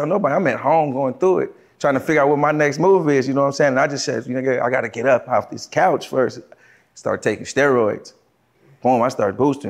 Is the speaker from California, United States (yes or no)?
yes; Los Angeles, California, United States; I'm from L.A. Originally